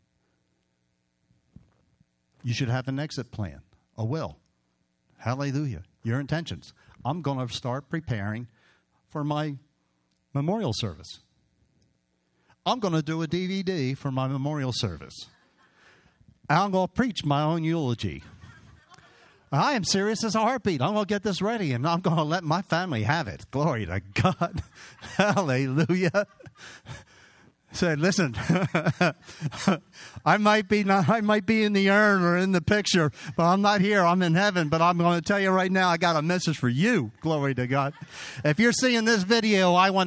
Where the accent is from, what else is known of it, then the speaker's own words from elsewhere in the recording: Hatboro, Pennsylvania, United States; moved away; I grew up on Byberry Road in Hatboro